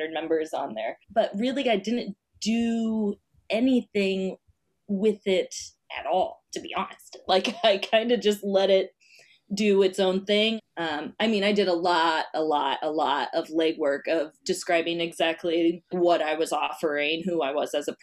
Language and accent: English; Iowa, United States; now in Queens, New York City, United States; I'm from Iowa originally